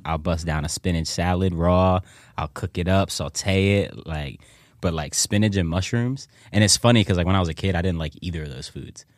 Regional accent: Philadelphia, Pennsylvania, United States; I grew up in the Germantown section of ci-, of, of the city

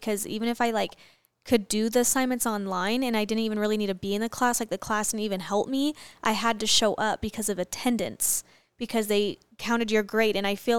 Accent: Arizona, United States; I'm from Arizona, so

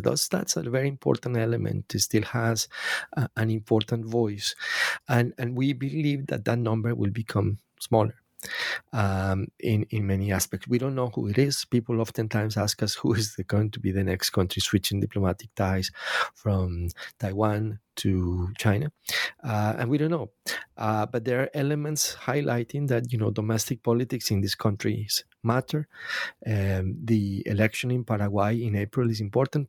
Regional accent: Colombia; I'm Latin American, by the way, I'm from Colombia

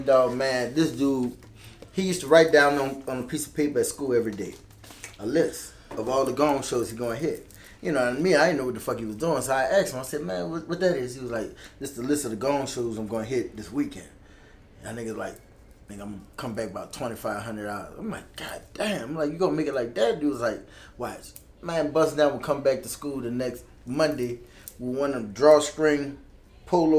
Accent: New Orleans, Louisiana, United States; I'm from the West Bank

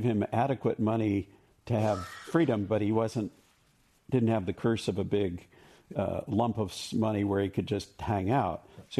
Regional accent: California, United States; I'm from California.

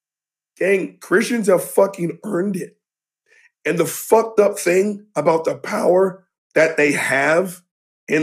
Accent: the South, United States; I'm Generation X from the South

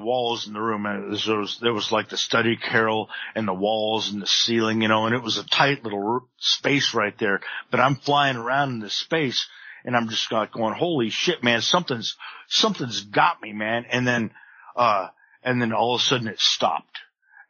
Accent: Palm Desert, California, United States; I went back to my hometown of Palm Desert, California

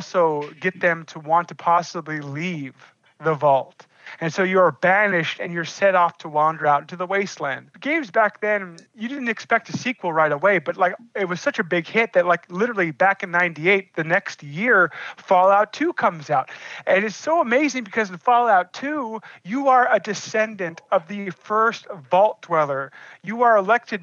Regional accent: Alaska, United States; as Alaskans, because you know here in Alaska

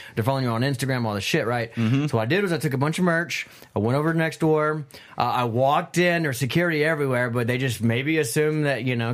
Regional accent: Midland, Azle, Kerrville, Texas, United States; I moved from Midland to outside of uh, uh, Fort Worth in a town called Azle to uh, Kerrville.

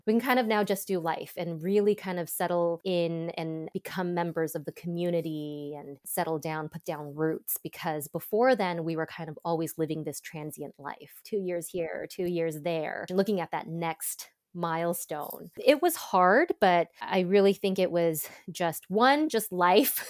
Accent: Los Angeles, California, United States; moved away as an adult; also born or lived in Boston / Ann Arbor, Michigan; now in Seattle, United States; I was born in Boston, grew up in Southern California, in suburb of L

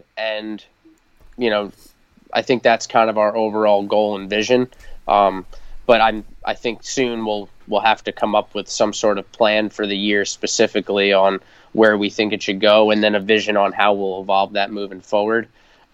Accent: New York, United States; because I'm from Long Island originally

